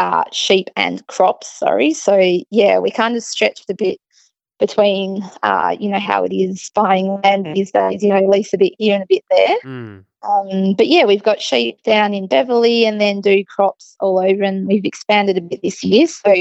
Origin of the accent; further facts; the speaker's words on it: Wildcatchem, Western Australia, Australia; also born or lived in Perth; I grew up in Wildcatcham, little town.